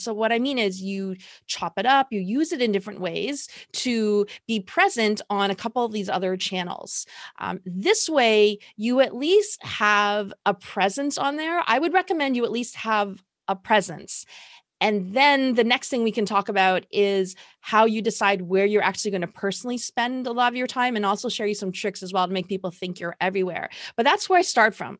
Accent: Toronto, Ontario, Canada; I am from Toronto, Canada

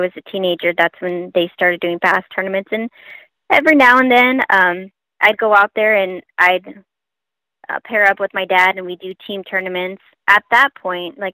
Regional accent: Long Beach, California, United States; We're born and raised in Long Beach, California

